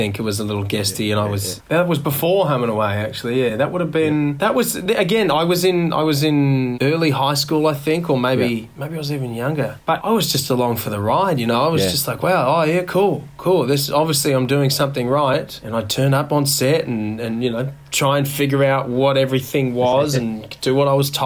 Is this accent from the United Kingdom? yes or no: no; Orange, New South Wales, Australia; I grew up in Orange, Central West, New South Wales